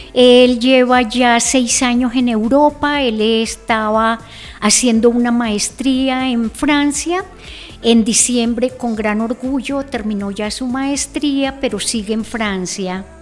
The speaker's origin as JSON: {"language": "Spanish", "town": "Zipaquirá", "region": "Cundinamarca", "country": "Colombia", "tie": "born or raised there", "said": "Yo nací, bueno, acá en Zipaquirá, pero mi infancia la pasé en la vereda La Granja."}